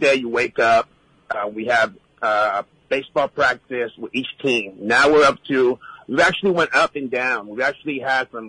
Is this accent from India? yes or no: no; Puerto Rico; moved away; I was born and raised in Puerto Rico